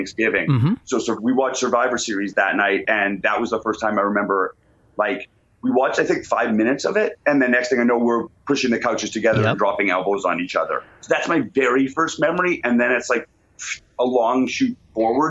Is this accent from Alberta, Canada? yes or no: yes; Calgary, Alberta, Canada; Originally, yeah, born and raised in Calgary, Alberta